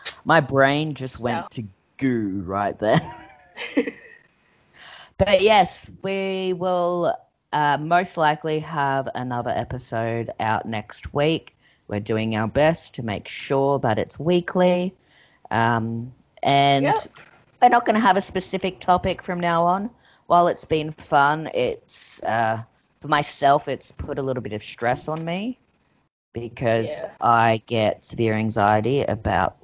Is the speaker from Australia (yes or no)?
yes; Australia; we're Aussie.